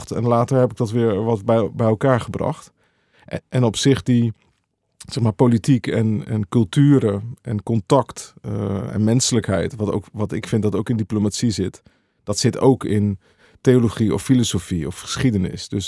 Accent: Veenendaal, Utrecht, Netherlands; Ik kwam uit Veenendaal.

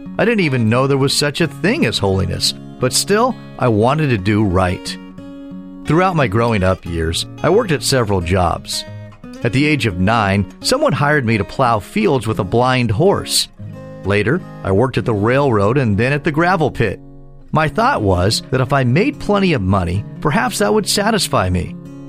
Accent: Florida, United States; At the age of 21, I returned to my home state of Florida to be married.

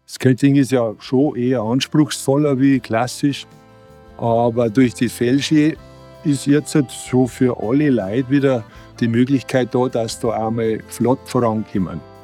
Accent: Schleching, Bavaria, Germany; Wenn ich da ins Schlechinger Tal reinschaue, dann fühle ich mich einfach wir daheim und in meiner Heimat

